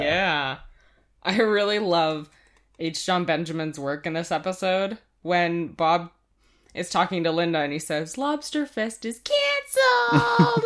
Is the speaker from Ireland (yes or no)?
no; Canada; we're Canadian